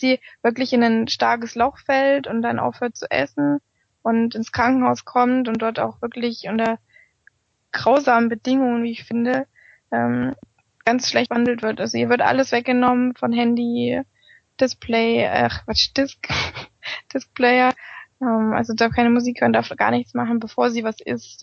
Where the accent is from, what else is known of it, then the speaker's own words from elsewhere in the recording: Germany; bei uns in Deutschland